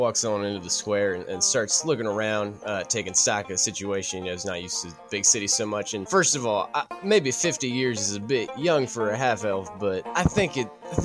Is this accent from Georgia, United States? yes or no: yes; Georgia, United States; I'm from Georgia. I'm the only American here.